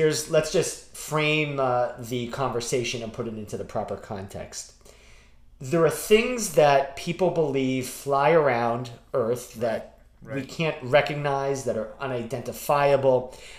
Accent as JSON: {"language": "English", "region": "New Hampshire", "country": "United States", "tie": "born or raised there", "said": "growing up in New Hampshire in the 1980s, right? I'm a little bit older than you."}